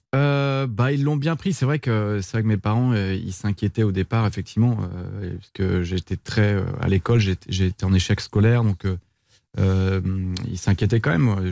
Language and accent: French; Brittany, France; Je suis un breton